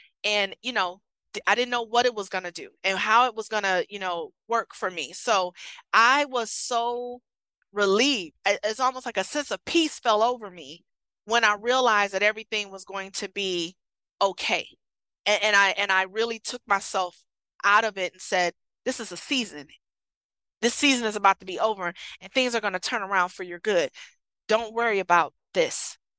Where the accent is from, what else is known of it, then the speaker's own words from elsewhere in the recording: Michigan, United States; It's cold up here, you know, and I'm from Michigan. It was colder than that.